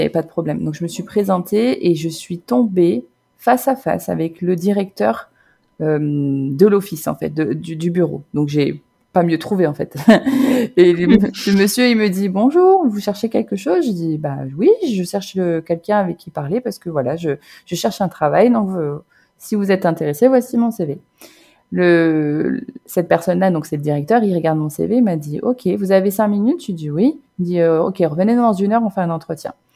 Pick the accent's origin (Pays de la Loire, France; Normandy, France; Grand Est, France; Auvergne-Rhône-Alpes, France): Normandy, France; moved away as an adult; also born or lived in Basque Country; now in Vancouver, Canada; je suis originaire de Normandie